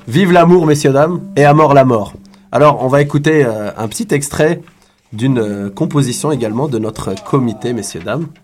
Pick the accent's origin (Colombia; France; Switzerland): France; now in Montreal, Canada; je suis d'origine algérienne, j'ai grandi en France